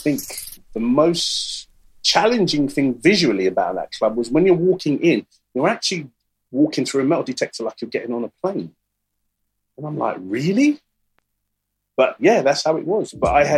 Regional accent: England, United Kingdom; And I'm an English person. And these people don't realise I'm English, but I know all these records.

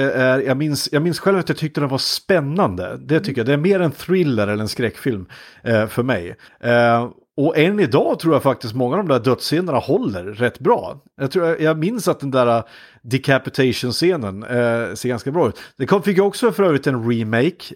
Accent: Iggesund, Gävleborg County, Sweden; från Iggesund där jag kommer ifrån

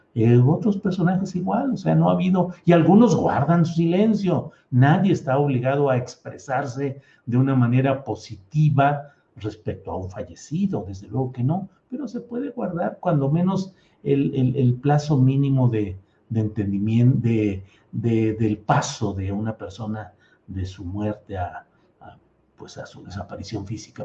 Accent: Mexico; como mexicanos

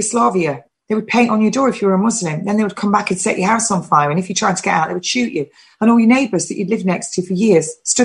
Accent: England, United Kingdom; I am English and I'm proud to be English.

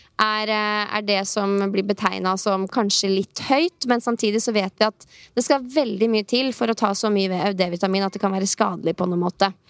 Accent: Norway; hjemme i Norge

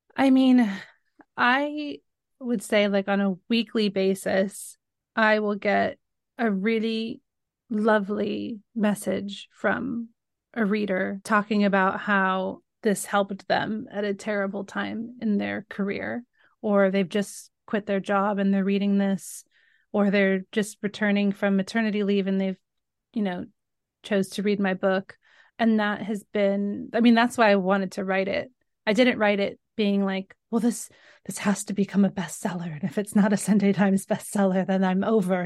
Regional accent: Northern California, United States; moved away as an adult; now in London, United Kingdom; I grew up in Northern California.

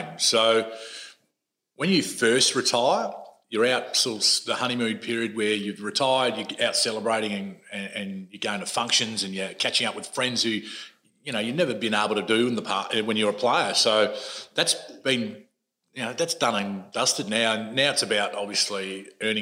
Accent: Adelaide, South Australia, Australia; moved away; growing up in Adelaide, I was literally 20 minutes out of the city in a suburb called Salisbury North.

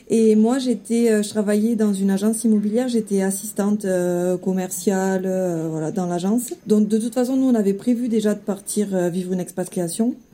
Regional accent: Sète, Occitania, France; moved away as an adult; now in Tahiti, French Polynesia; je suis originaire du sud de la France, donc euh, précisément de Sète dans l'Hérault. Mhm. J'ai 36 ans maintenant.

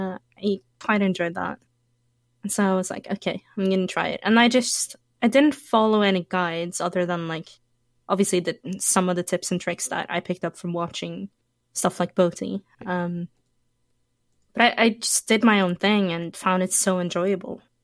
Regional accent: Norway; I was born in Norway.

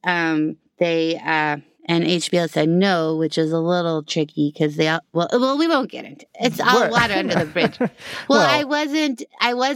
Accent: Colorado, United States; moved away; I grew up in Colorado.

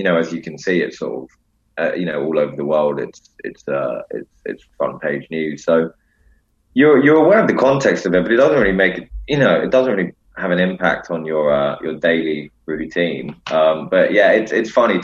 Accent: London, United Kingdom; growing up in London

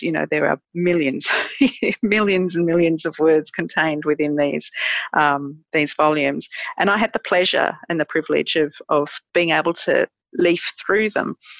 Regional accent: Manly, New South Wales, Australia; moved away as an adult; also born or lived in London; now in Adelaide Hills, Australia; I grew up in Manly and um, spent my whole life there until moving to the Adelaide Hills

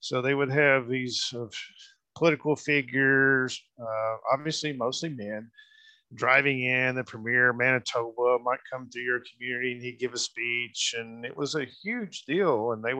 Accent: Muskogee, Oklahoma, United States; including my hometown here in Muskogee. We actually have an original tourist camp building still here in Muskogee.

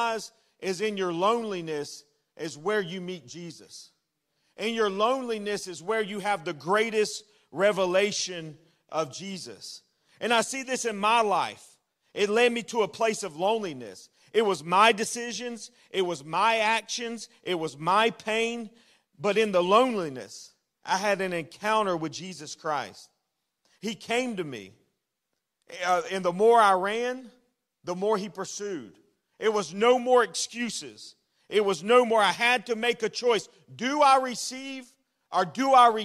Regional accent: Florida, United States; I'm a native Floridian. That means I was born in Florida. I was raised in Florida

